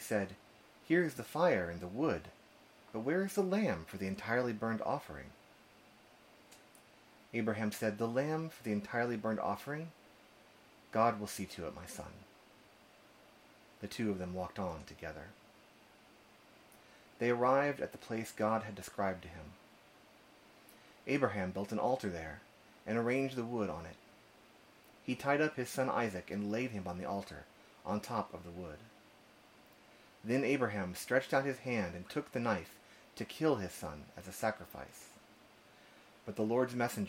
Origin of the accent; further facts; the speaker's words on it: Austin, Texas, United States; also born or lived in Berkeley, California; I'm from Austin, Texas